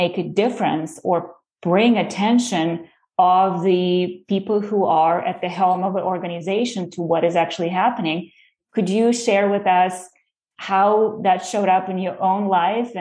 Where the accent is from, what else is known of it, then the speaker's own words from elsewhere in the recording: Russia; moved away as an adult; now in United States; I am coming from Russia myself. And back in the day when I was born, we had a Soviet Union